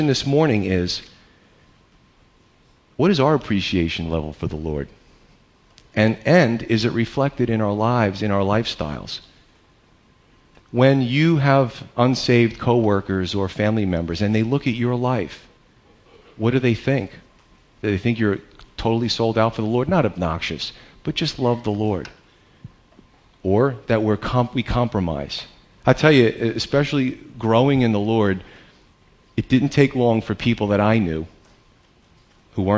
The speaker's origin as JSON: {"language": "English", "country": "United States", "said": "as American believers, in 2013"}